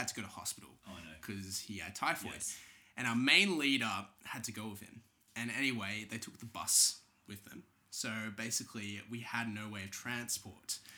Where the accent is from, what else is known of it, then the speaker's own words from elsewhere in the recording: Australia; I'm Australian